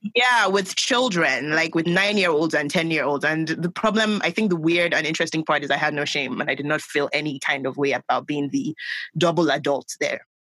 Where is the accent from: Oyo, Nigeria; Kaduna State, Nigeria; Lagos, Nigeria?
Lagos, Nigeria; I grew up in Nigeria